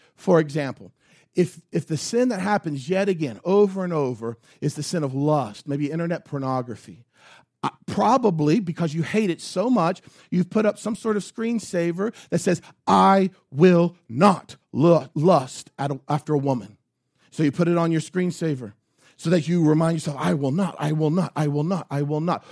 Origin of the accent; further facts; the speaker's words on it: United States; As American Christians